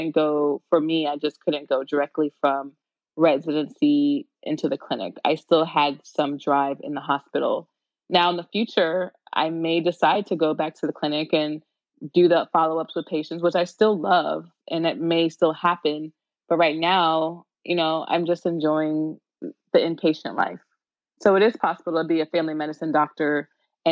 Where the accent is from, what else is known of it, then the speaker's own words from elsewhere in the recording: Tampa, Florida, United States; I am from the Tampa Bay area, and I went to high school in Tampa.